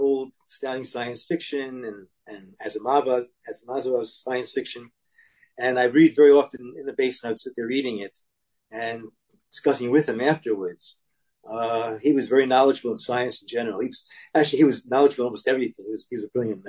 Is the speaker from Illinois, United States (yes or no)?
no; Brooklyn, Long Island, New York, United States; I was born in Brooklyn and grew up in Brooklyn to the age of 9, then to Long Island.